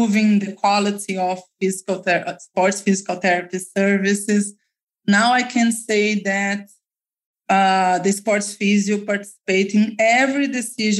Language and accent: English; Belo Horizonte, Minas Gerais, Brazil; my experience in Brazil, in Minas Gerais state, in Belo Horizonte, that's my hometown